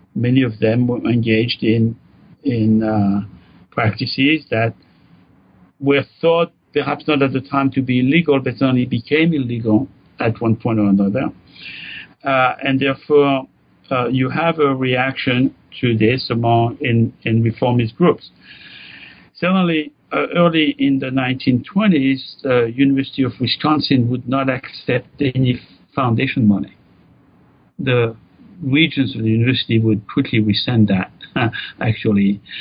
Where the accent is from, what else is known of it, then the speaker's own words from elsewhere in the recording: France; moved away as an adult; now in United States; grew up in France